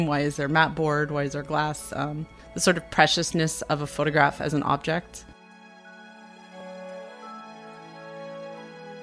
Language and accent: English; Colorado, United States; moved away as an adult; also born or lived in Syracuse, New York; I grew up in Colorado and we spent a lot of time hiking and in nature. And then I moved to the East Coast when I went to Syracuse